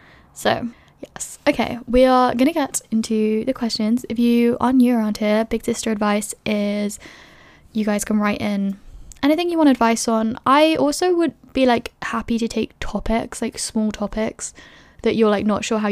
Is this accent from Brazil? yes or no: no; London, United Kingdom; moved away as an adult; also born or lived in Edinburgh; When I was in first year, I moved to Edinburgh from London. I was 18, I didn't know anybody